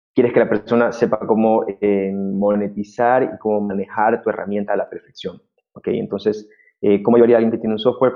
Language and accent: Spanish; Ecuador; yo soy de Ecuador